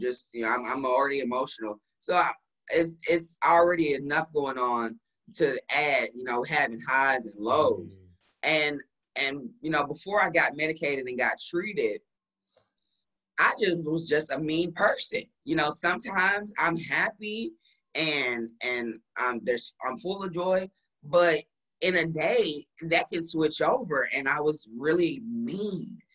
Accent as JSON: {"language": "English", "town": "Dallas", "region": "Texas", "country": "United States", "tie": "born or raised there", "also_born_or_lived": "St. Louis", "moved": "as an adult", "said": "I moved here back to Dallas. This is my hometown"}